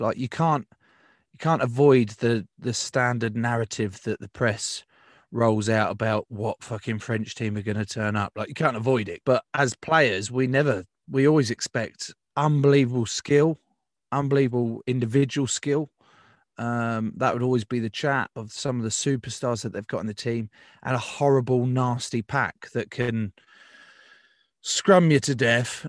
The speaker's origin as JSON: {"language": "English", "region": "England", "country": "United Kingdom", "said": "as an Englishman"}